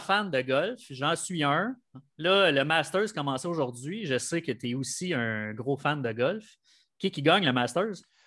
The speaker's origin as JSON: {"language": "French", "town": "Montreal", "region": "Quebec", "country": "Canada", "said": "je venais de Montréal"}